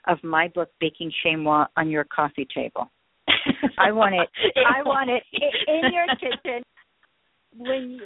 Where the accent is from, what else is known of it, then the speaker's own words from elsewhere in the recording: New York, United States; also born or lived in Paris; I'm a New Yorker